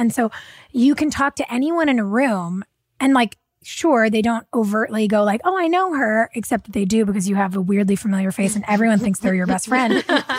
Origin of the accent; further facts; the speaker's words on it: New Hampshire, United States; like, you're, I'm from New Hampshire.